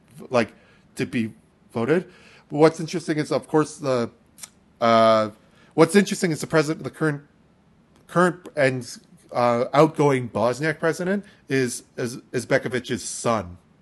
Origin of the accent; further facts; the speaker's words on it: Canada; we're Canadian